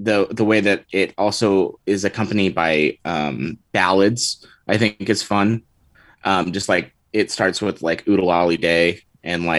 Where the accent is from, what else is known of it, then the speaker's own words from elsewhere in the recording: California, United States; I am from California